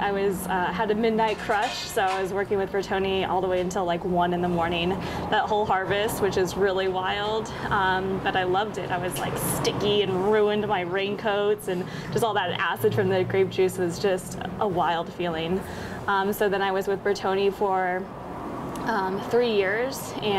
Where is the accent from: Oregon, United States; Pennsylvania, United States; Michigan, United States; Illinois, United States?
Oregon, United States; Eugene; also born or lived in Sisters, Oregon; I grew up in Oregon. I grew up in Central Oregon in Sisters and in Eugene